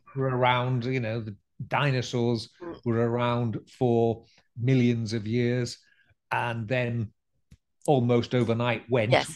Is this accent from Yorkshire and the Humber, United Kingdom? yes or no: yes; Scarborough, Yorkshire and the Humber, United Kingdom; we lived in a fairly spooky old house by the harbour side in Scarborough